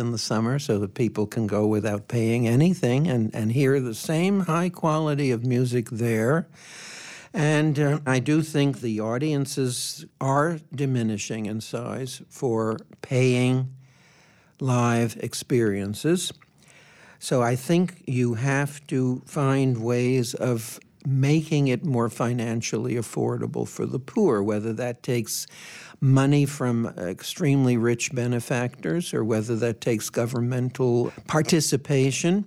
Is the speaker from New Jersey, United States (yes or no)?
yes; New Jersey, United States; Public schools, where I grew up in New Jersey, we had music constantly